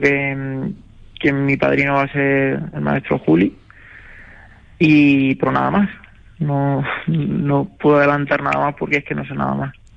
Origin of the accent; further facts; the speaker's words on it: Toledo, Castilla-La Mancha, Spain; aquí en España, en, Toledo, en, mi tierra